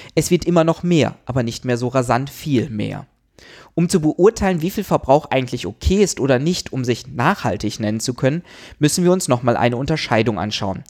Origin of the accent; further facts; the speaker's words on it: Germany; bei uns in Deutschland